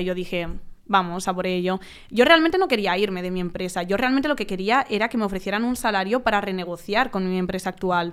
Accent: Valencia, Valencian Community, Spain; moved away as an adult; now in Madrid, Spain; yo soy de Valencia, pues yo me mudé a Madrid

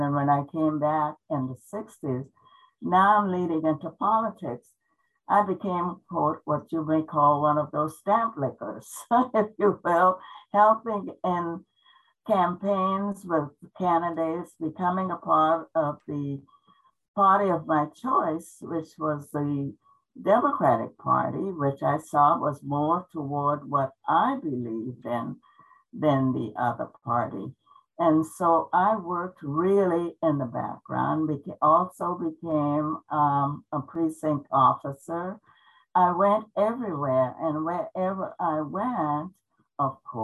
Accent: the South, United States; moved away as an adult; also born or lived in Germany; now in Tacoma, United States; I grew up in the South

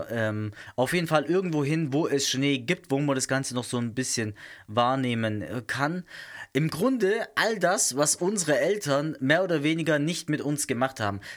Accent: South Germany, Germany; Zumindest nicht da, wo ich herkomme, aus äh, Süddeutschland. Und ich komme nicht aus dem Schwarzwald direkt.

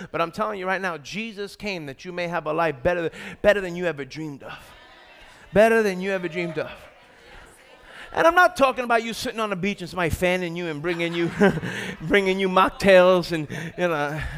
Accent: New York, United States; from New York

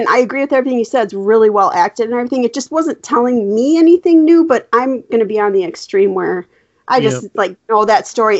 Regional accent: just outside of Chicago, Illinois, United States; moved away; I grew up just outside of Chicago.

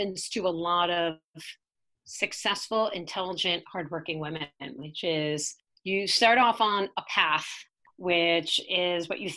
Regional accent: New York City, New York, United States; I grew up in Staten Island, New York.

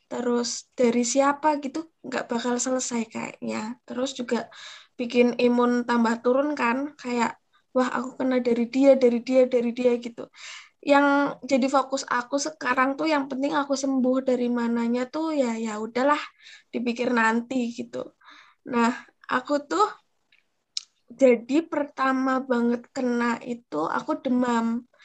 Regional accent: Central Java, Indonesia; accent: Ngapak; guys. Kayaknya kalian pada kenal suara aku rada ngapak-ngapak dikit sih.

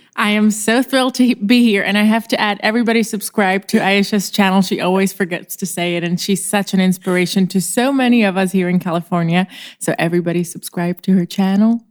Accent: Czechia; moved away as an adult; now in Los Angeles, United States; I am actually from the Czech Republic, which is a very tiny and charming country next to Germany in Europe. And I was born there

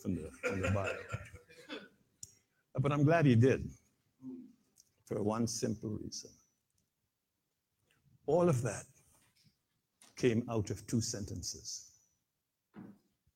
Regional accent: Guyana; came to Guyana, the country in which I was born in South America

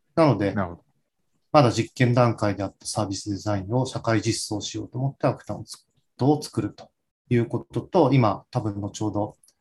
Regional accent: suburbs of Tokyo, Japan; 私自身が東京郊外出身

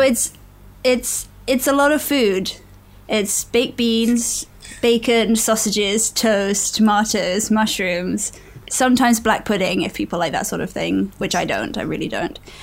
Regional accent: England, United Kingdom; So I am from England. Probably tell from the accent.

